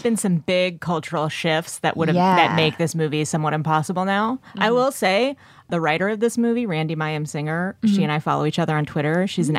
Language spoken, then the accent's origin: English; Bay Area, California, United States; moved away; I'm from the Bay Area too